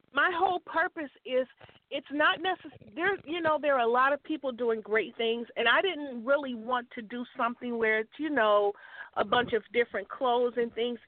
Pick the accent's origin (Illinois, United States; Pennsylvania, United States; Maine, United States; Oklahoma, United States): Illinois, United States; Chicago; I grew up in Chicago